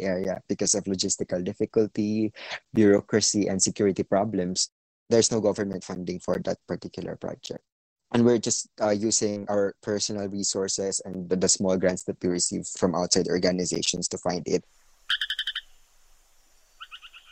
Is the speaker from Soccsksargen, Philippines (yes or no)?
yes; General Santos, Soccsksargen, Philippines; I'm from General Santos City